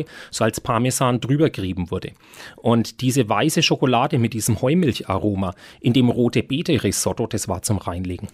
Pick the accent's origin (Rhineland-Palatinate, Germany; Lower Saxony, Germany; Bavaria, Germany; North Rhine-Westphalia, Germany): Bavaria, Germany; Nuremberg; als geborener Nürnberger und Konditormeister in Nürnberg und schon immer mit dem Lebkuchen groß geworden